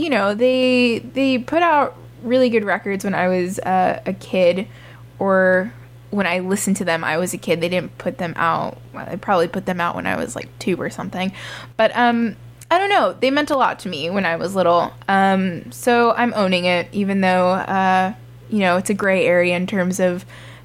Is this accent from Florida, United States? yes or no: yes; Miami, Florida, United States; born or raised there